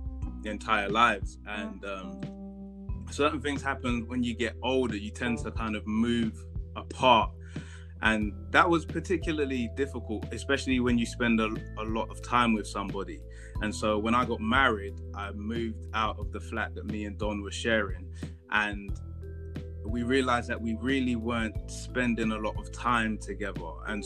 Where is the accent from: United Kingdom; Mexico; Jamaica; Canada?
United Kingdom; London; were born in London, but our family comes from Ghana.